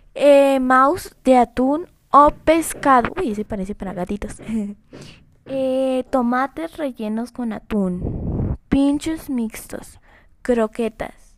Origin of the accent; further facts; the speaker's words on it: Colombia; yo soy de Colombia